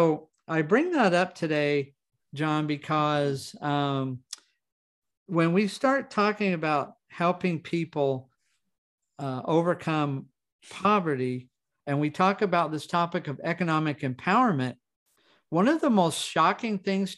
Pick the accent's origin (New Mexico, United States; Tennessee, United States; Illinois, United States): New Mexico, United States; Roswell; born there; I was born in Roswell, New Mexico. I had between 40 and 50 fractures by the time I was 13.